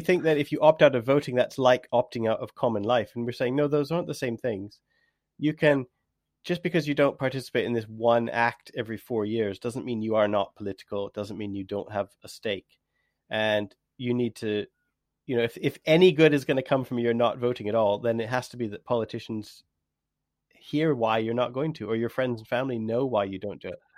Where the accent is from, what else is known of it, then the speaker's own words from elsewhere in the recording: Canada; now in England; I am Canadian